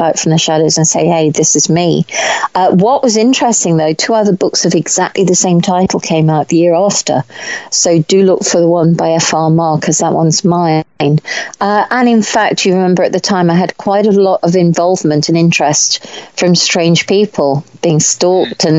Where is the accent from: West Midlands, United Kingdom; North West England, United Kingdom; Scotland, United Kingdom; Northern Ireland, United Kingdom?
West Midlands, United Kingdom; Warwickshire; I grew up in Warwickshire